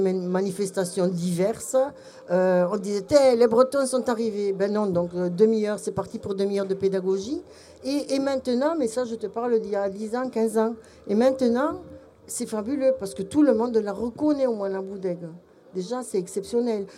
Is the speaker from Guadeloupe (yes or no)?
no; Belgium; now in France; mon cœur d'étrangère au pays, puisque je suis belge mais je me suis soignée